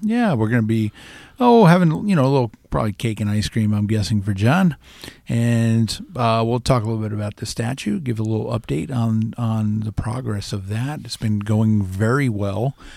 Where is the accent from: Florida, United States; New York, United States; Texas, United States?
Florida, United States; also born or lived in New Jersey; now in Iowa, United States; I, I grew up in Florida. I was born in Jersey